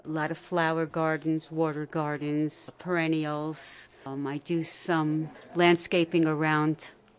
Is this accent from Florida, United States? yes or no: no; Catskills, New York, United States; We moved up here when I was 18 months old, so I'm a native.